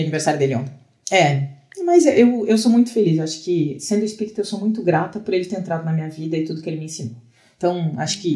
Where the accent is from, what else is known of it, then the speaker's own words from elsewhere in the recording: Pelotas, Rio Grande do Sul, Brazil; moved away; Eu sou de Pelotas, no Rio Grande do Sul, onde eu estou passando a quarentena